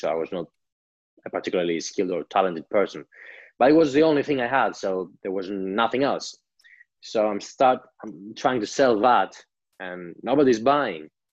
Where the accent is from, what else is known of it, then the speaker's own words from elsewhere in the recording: Greece; I grew up in Greece